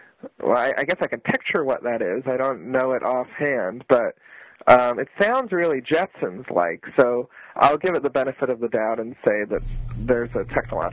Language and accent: English; Florida, United States; I grew up in Florida